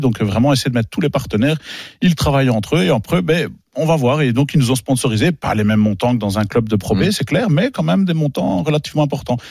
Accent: Belgium; chez nous en Belgique

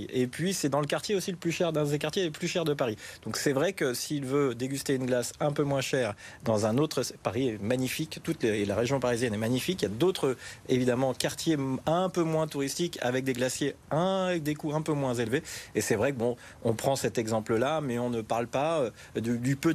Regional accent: Turin, Piedmont, Italy; Nous venons de Turin et c'est plus cher ici, le loyer, les prix au supermarché, etc. Après, les prix montent aussi à Turin, c'est un problème européen.

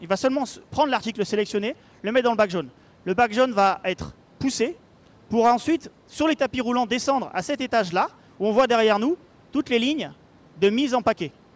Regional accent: Paris, Île-de-France, France; à Paris, là où là d'où je viens

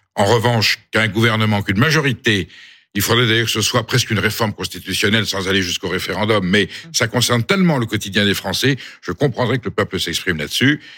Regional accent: Nord, Pas-de-Calais, Hauts-de-France, France; chez moi dans le Nord, euh, Pas-de-Calais

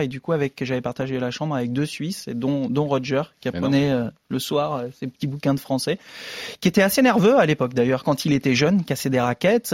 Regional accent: France; en tant que français

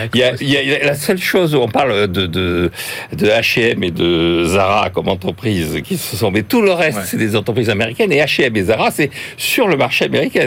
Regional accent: Bordeaux, Nouvelle-Aquitaine, France; en tant que Bordelais

